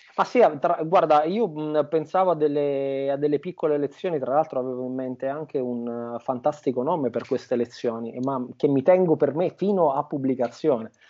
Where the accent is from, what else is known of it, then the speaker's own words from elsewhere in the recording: Montecalvo Irpino, Campania, Italy; moved away as an adult; now in Scotland; Io sono campano eh, di un piccolo paesino che si chiama Monte Calvo Irpino, piccolissimo, di 3.000 abitanti, in provincia di Avellino, in Campania